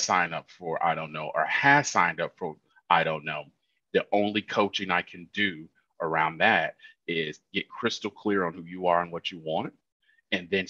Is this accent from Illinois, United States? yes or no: yes; Illinois, United States; I'm from Illinois